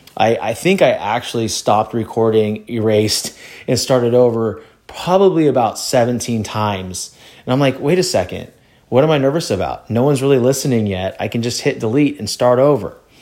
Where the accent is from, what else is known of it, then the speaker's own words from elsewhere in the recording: California, United States; also born or lived in Louisiana; I grew up in California